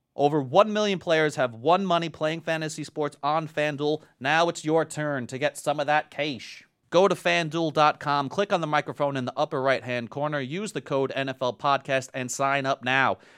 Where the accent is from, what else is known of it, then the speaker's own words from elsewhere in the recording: New York, United States; I'm from New York